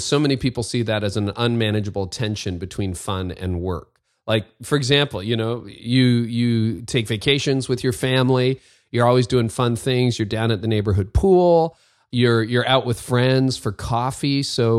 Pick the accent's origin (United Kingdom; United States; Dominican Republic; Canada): Canada; Windsor, Ontario; moved away; that's my hometown.